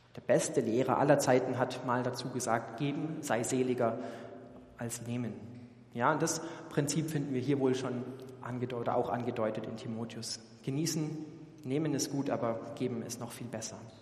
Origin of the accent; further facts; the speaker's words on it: Germany; als Deutsche